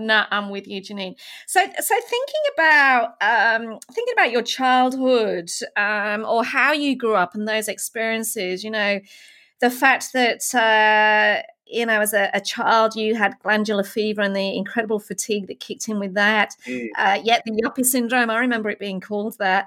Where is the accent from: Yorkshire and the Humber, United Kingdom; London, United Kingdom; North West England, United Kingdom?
Yorkshire and the Humber, United Kingdom; I'm from Yorkshire originally